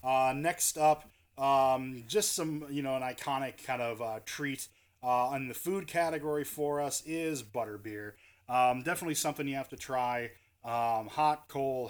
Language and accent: English; Midwest, United States; we're from the Midwest, we're, you know, euchre's in our blood